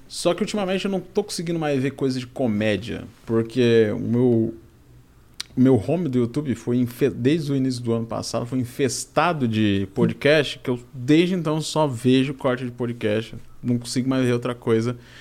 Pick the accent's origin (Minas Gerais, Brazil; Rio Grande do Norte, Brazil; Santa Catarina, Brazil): Santa Catarina, Brazil; Balneário Camboriú; Nasci lá, nasci em Balneário Camboriú.